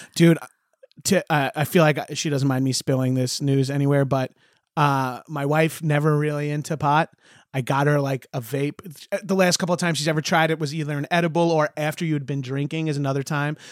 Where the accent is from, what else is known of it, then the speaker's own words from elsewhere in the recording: Long Island, New York, United States; we love our vowels on Long Island